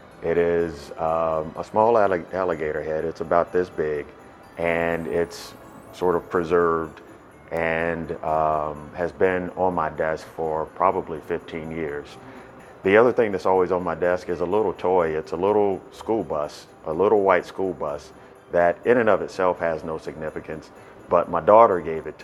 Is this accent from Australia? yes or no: no; Chicago, Illinois, United States; now in Atlanta, United States; I was born in Chicago